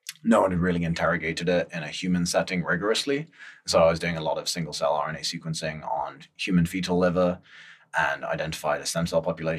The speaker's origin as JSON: {"language": "English", "town": "Antakya", "region": "Hatay", "country": "Turkey", "tie": "born or raised there", "also_born_or_lived": "London", "moved": "yes", "lives_now": "San Francisco, United States", "said": "I'm Turkish. So my family lives on the southeast side of Turkey, a place called Antioch"}